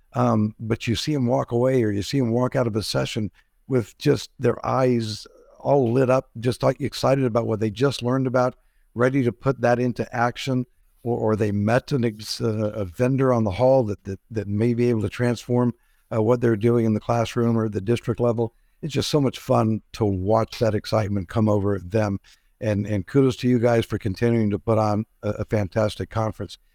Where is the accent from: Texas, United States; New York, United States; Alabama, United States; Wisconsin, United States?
Texas, United States; San Antonio; my hometown, beautiful San Antonio, Texas